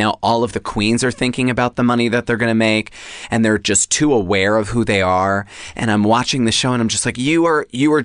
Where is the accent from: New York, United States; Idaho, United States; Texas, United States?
New York, United States; Long Island; moved away; I grew up on Long Island.